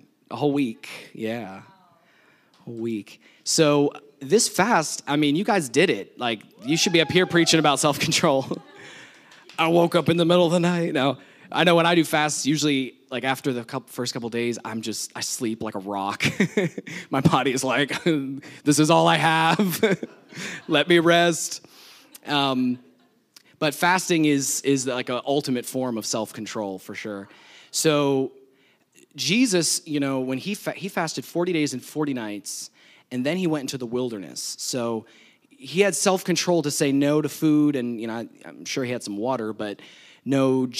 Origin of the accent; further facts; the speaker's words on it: New Jersey, United States; this was at my parents' house when I was growing up in New Jersey. They have some land, and we're in the woods, kind of, and we had a couple horses